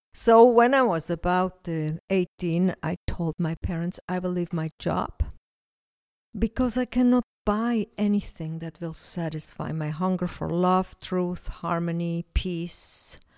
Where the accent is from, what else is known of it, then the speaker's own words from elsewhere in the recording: Switzerland; now in Israel; I grew up in Switzerland, and both of my parents were Swiss. My grandfather, Italian. Kind of a mix.